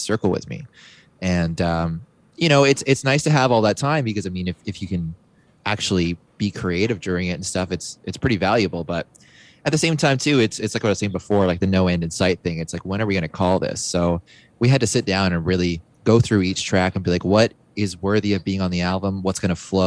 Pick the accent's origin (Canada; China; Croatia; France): Canada; being Canadian